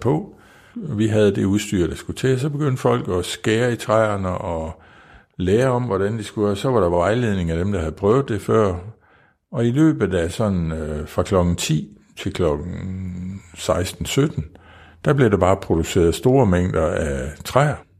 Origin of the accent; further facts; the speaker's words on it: Kvols, Central Denmark Region, Denmark; jeg kommer fra Kvolds, øh, en lille by, der ligger 15, nej, jo, 15 km uden for Viborg